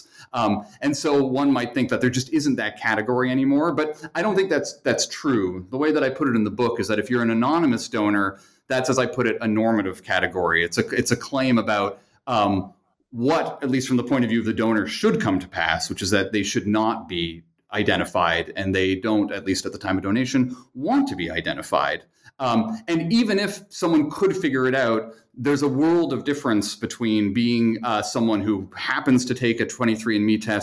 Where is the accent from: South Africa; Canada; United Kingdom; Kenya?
Canada; Kingston, Ontario; moved away as an adult; also born or lived in Montreal, Canada / Chicago, United States; now in Northfield, United States; I was born in Canada, in Kingston, Ontario, which is on the eastern edge of Lake Ontario